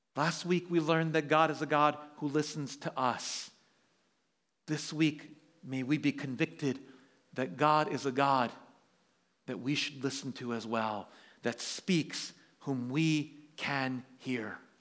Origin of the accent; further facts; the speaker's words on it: New York, United States; moved away as an adult; now in San Francisco, United States; We were born and raised in New York